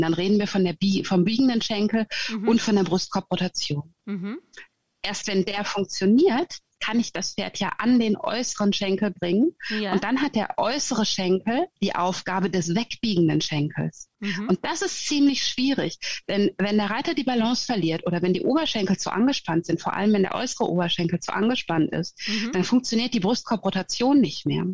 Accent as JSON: {"language": "German", "country": "Germany", "tie": "born or raised there", "also_born_or_lived": "Sweden / Gotland", "moved": "as an adult", "lives_now": "Norway", "said": "Ich äh, bin geborene Deutsche, wie du hörst."}